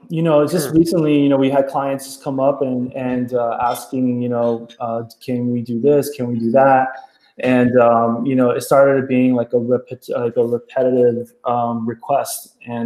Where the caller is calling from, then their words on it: Miami, Florida, United States; Right now I'm joining you from Miami, Florida.